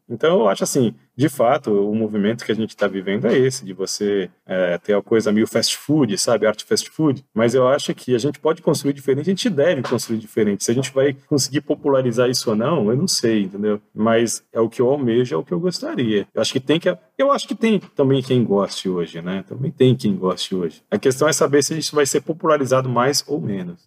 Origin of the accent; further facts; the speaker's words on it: São Paulo, Brazil; nós somos de São Paulo, né, cidade de São Paulo